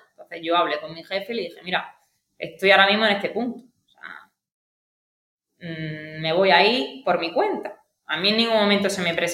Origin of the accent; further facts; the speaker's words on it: Aguadulce, Andalusia, Spain; also born or lived in Granada; yo soy de Agua Dulce.